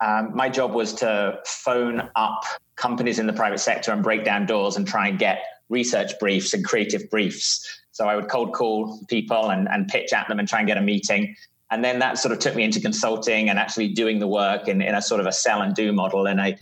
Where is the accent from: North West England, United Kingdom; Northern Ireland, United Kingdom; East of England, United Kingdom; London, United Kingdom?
London, United Kingdom; also born or lived in Doha, Qatar; So you can probably tell I'm from South London in the UK. So I grew up in the Middle East in Doha, Qatar for my early years, and then grew up in South London.